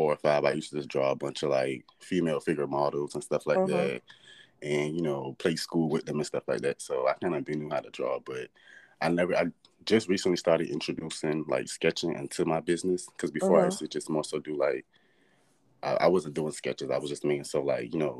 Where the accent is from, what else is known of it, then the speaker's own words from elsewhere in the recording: Savannah, Georgia, United States; I'm from Savannah, Georgia. Born and raised.